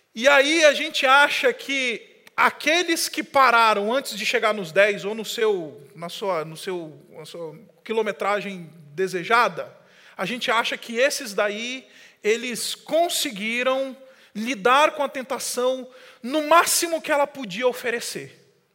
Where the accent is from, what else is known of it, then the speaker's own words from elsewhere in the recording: Boa Vista, Roraima, Brazil; moved away; quando eu era criança, eu morava em Boa Vista, eu já falei isso para você várias vezes, em Roraima. Cresci lá